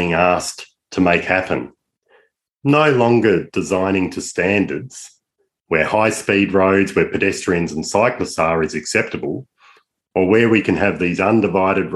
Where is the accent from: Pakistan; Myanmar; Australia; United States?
Australia; I'm an Aussie